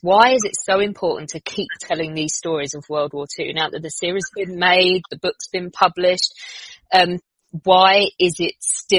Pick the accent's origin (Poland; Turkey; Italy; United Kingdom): United Kingdom; as a British person